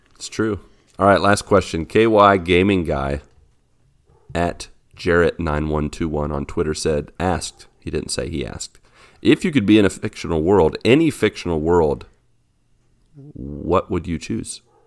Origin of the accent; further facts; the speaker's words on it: West Virginia, United States; I was born in West Virginia.